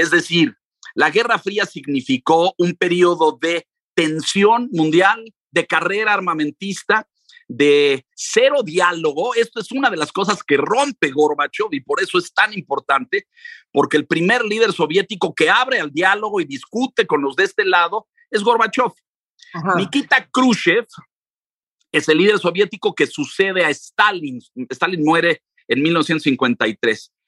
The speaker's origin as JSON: {"language": "Spanish", "country": "Mexico", "said": "yo soy mexicano, pero mi padre era ruso."}